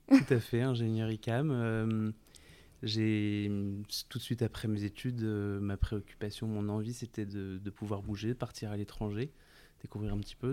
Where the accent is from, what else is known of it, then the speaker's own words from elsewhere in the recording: France; also born or lived in Italy; chez nous en France